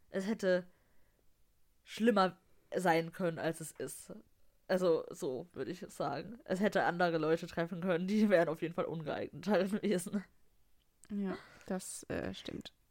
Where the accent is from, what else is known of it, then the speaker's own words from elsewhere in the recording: Dortmund, North Rhine-Westphalia, Germany; so als Dortmunder muss, man, muss man das halt geil finden, ne?